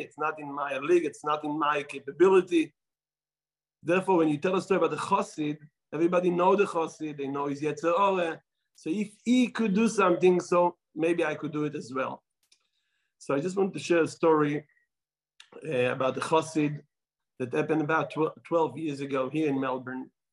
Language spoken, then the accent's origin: English; Israel; accent: Israeli; my Israeli accent